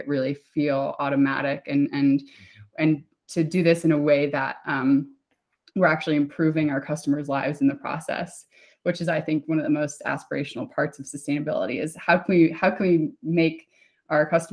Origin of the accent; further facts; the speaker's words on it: United States; I'm American